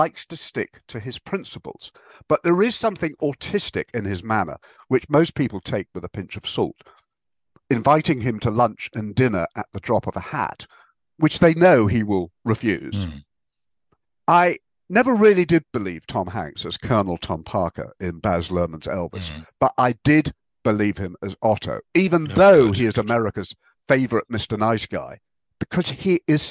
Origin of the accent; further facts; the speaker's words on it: England, United Kingdom; we're English